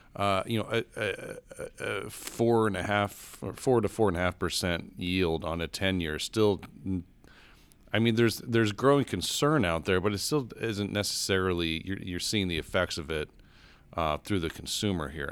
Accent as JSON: {"language": "English", "town": "Denver", "region": "Colorado", "country": "United States", "tie": "born or raised there", "said": "my hometown of Denver, Colorado."}